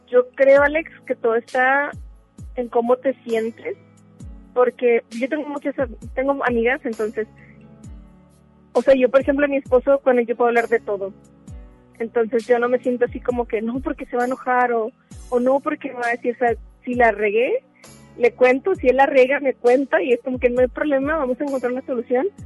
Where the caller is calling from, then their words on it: Guadalupe, Nuevo León, Mexico; Eh, de Guadalupe, de aquí, de Nuevo León.